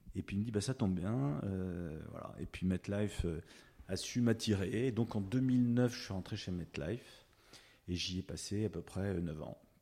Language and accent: French; Hauts-de-Seine, Paris region, Île-de-France, France; also born or lived in Rueil-Malmaison / Boulogne-Billancourt; now in Saint-Cloud, France; je suis de la région parisienne, euh, je suis des Hauts-de-Seine